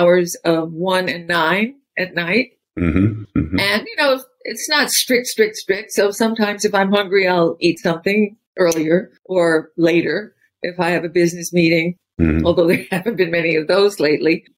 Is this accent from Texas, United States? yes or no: no; New York City, New York, United States; growing up in New York, in Harlem